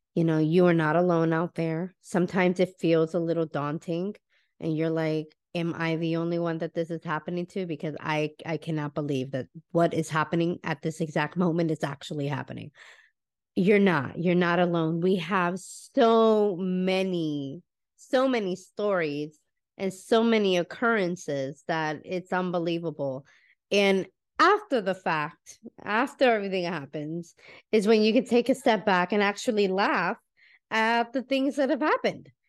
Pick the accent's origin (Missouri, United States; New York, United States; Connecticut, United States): Connecticut, United States; now in Florida, United States; I am originally from Connecticut as well